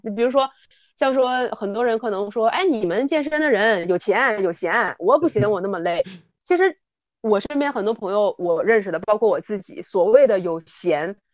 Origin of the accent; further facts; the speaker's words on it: Northeast China, China; 我是东北人，这个冬天身为东北人我特别感谢有那么多南方的小伙伴儿啊，来到我们东北做客，都知道我们东北人是特别实在的